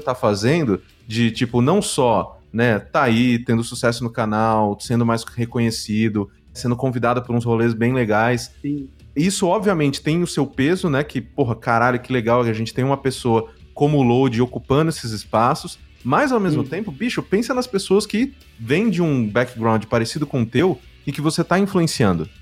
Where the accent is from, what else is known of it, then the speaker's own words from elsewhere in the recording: São Paulo, Brazil; por mais que tenha vindo da ZL também, eu vim da Vila Prudente